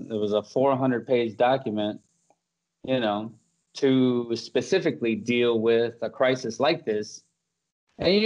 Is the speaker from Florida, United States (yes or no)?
yes; Florida, United States; moved away; I'm from Florida